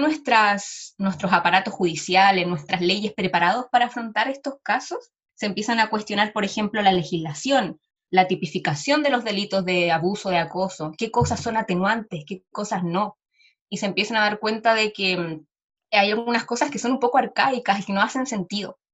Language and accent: Spanish; Chile; first language Spanish; yo también soy una feminista chilena, latinoamericana